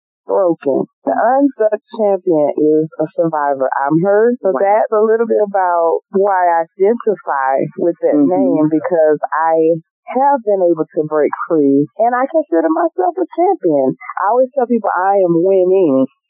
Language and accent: English; Montgomery, Alabama, United States; moved away; I love my hometown. Go back whenever I can